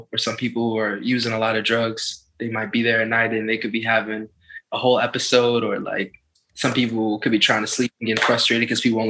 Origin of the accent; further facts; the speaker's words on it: Baltimore, Maryland, United States; now in Washington, D.C., United States; I'm originally from Baltimore, Maryland. I live in D.C., though